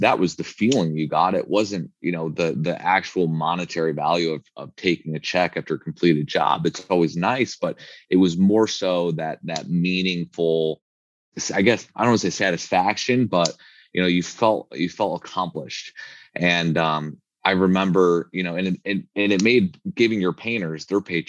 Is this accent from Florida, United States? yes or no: no; Chicago, Illinois, United States; moved away as an adult; now in Arizona, United States; growing up in Chicago